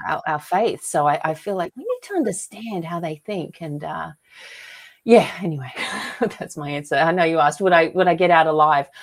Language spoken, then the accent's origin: English; Australia; moved away as an adult; now in United States; I was lucky to be born and raised in Australia, and I moved to America here in, uh, two thousand ten